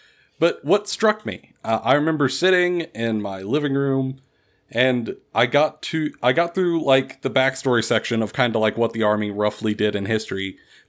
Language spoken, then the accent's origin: English; Kentucky, United States; So I grew up here in Kentucky in a fairly small town